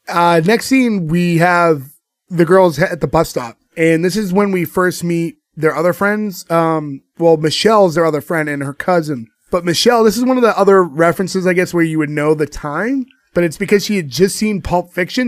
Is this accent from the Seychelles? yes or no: no; United States; we're American at the end of the day. We were born and raised here.